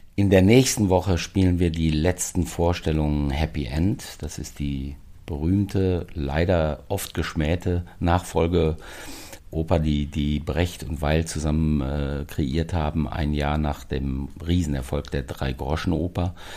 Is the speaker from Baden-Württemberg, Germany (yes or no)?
no; the Ruhr area, North Rhine-Westphalia, Germany; now in Berlin, Germany; die Heimatdialekte hört und die Sprache aus dem Pott